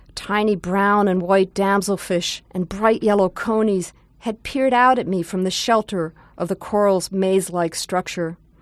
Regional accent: outside New York City, United States; moved away as an adult; now in California, United States; I grew up outside New York City

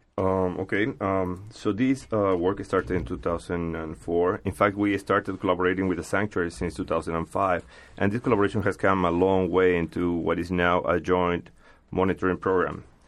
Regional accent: Peru; moved away; I come from Peru

